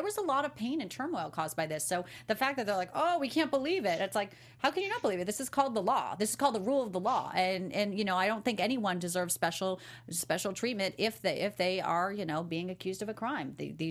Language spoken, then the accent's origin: English; Chicago, Illinois, United States; born there; I was born in Cook County. It's so funny. Yeah, I was born in Chicago. I lived there for a very short time